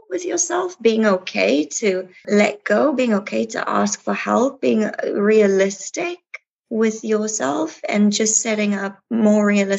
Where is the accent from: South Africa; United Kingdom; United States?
South Africa; moved away as an adult; someone who's been an expat for 10 years and South Africa, I'm South African. It's very, very far away to anywhere I've ever lived. This is the closest I've ever lived to home